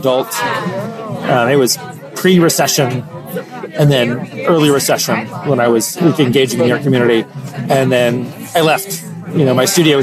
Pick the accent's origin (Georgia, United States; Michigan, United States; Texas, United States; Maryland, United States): Georgia, United States; Decatur; moved away as an adult; also born or lived in Iowa City, Iowa; I grew up in Atlanta, in Decatur